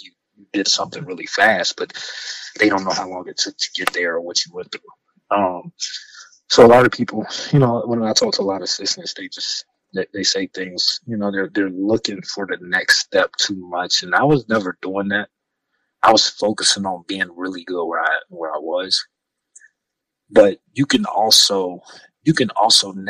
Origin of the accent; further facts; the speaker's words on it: Radford, Virginia, United States; I'm from Radford. I know everybody in Radford.